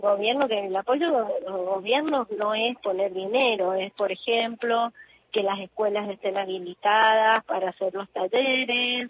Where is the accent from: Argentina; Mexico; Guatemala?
Argentina; Mendoza; yo soy de Mendoza